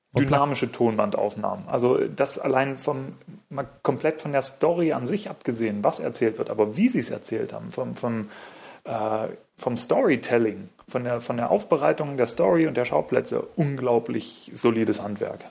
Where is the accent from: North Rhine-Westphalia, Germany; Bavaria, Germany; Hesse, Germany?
Bavaria, Germany; Munich; ich komme aus München